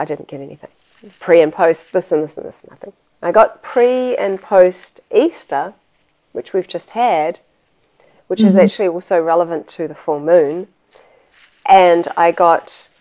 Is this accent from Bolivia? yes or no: no; New Zealand; moved away; I'm originally from New Zealand